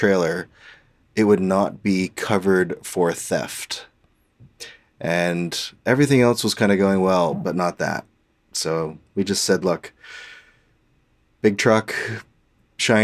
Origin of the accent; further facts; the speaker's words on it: Halifax, Nova Scotia, Canada; moved away; I was from Halifax